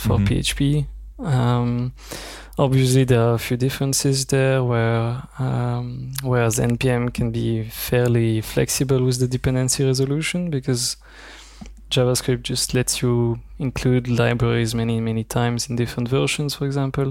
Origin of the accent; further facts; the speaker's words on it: Belgium; now in Zurich, Switzerland; I'm from Belgium and I now live in Switzerland